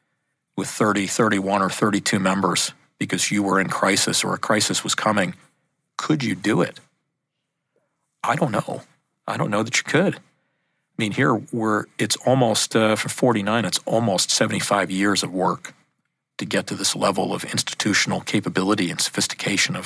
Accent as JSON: {"language": "English", "country": "United States", "moved": "as an adult", "said": "as an American"}